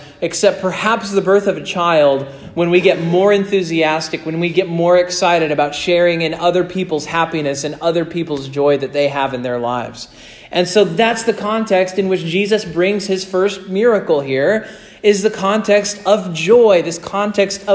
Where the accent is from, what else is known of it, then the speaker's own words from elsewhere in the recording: Kansas, United States; moved away; I grew up in Kansas.